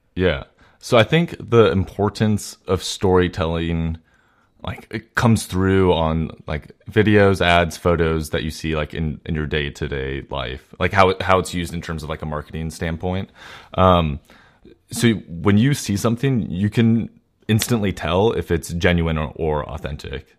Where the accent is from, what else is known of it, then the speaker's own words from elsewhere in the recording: Walnut Creek, California, United States; also born or lived in San Francisco Bay Area; in the Walnut Creek area where my hometown is